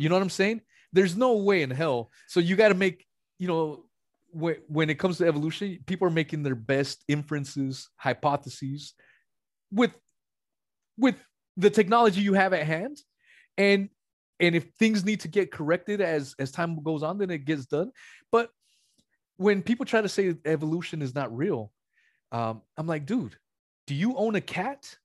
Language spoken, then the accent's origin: English; West Coast, United States; I'm from the West Coast